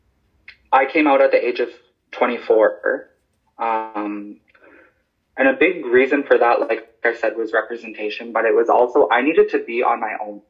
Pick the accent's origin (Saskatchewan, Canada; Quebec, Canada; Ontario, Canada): Saskatchewan, Canada; Stanley Mission; also born or lived in Yellowknife, Northwest Territories; now in La Ronge, Canada; I live in LaRonge. I grew up in Stanley Mission, otherwise known as Amechuispimowin. I was born in Yellowknife.